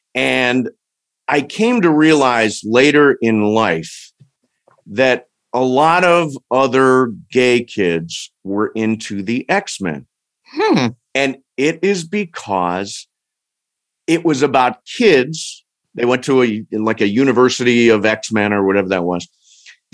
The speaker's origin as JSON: {"language": "English", "town": "Toledo", "region": "Ohio", "country": "United States", "tie": "born or raised there", "said": "I grew up in Toledo"}